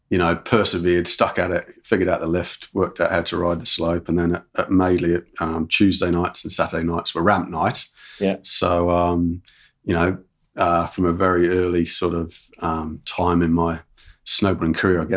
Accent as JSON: {"language": "English", "town": "Shrewsbury", "region": "West Midlands", "country": "United Kingdom", "said": "Oh, I'm English."}